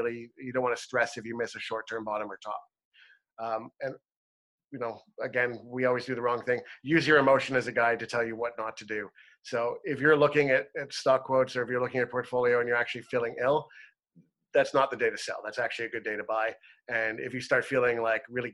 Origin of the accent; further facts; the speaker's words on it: Toronto, Ontario, Canada; moved away as an adult; now in British Columbia, Canada; I'm from Ontario. I moved from Toronto just a few years ago, and I'm so proud to live in British Columbia.